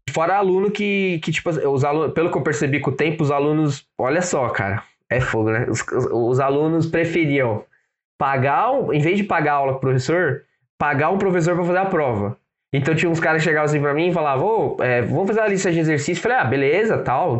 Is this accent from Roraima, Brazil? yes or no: no; São Paulo, Brazil; sou da Zona Leste aqui em, aqui em São Paulo